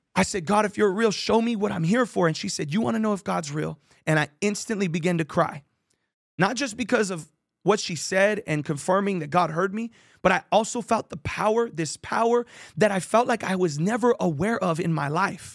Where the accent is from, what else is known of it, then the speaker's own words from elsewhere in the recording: San Jose, California, United States; I grew up in Victory Outreach San Jose, San Jose, California